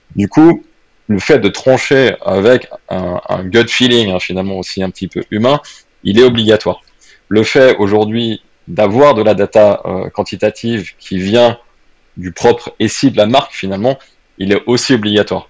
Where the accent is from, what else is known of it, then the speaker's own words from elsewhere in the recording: France; now in Switzerland; je parle en plus un petit peu plus en tant que Français